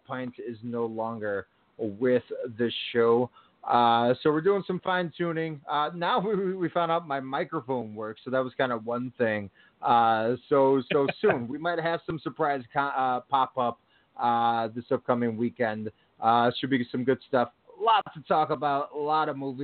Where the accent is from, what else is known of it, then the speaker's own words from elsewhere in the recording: Chicago, Illinois, United States; out in the Chicagoland area, my neck of the woods, my hometown